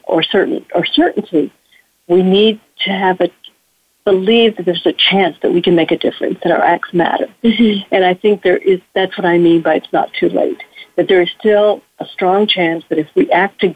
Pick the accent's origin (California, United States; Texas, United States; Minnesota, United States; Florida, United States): Texas, United States; I grew up in Texas, if one can grow up in Texas